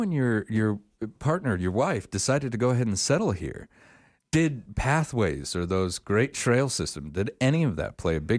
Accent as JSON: {"language": "English", "area": "Star Valley", "region": "Wyoming", "country": "United States", "tie": "born or raised there", "moved": "yes", "lives_now": "Sheridan, United States", "said": "where I grew up in Star Valley, south of Jackson Hole, beautiful area, right in the middle of the Rockies."}